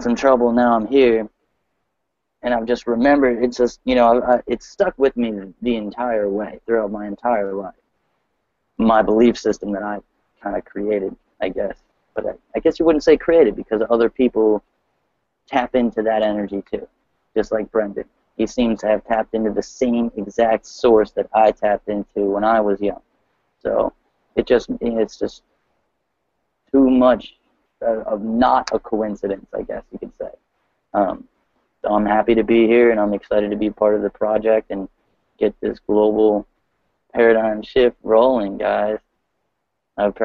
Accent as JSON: {"language": "English", "town": "Newark", "region": "Delaware", "country": "United States", "said": "I'm from Newark, Delaware"}